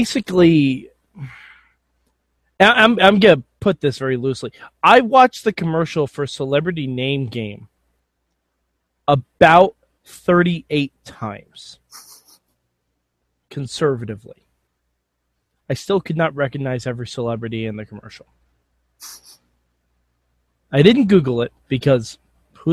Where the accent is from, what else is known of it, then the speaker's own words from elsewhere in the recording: New York, United States; I'm from New York